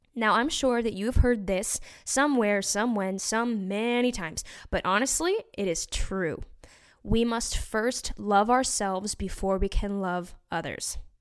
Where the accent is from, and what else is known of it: Utah, United States; born or raised there; moved away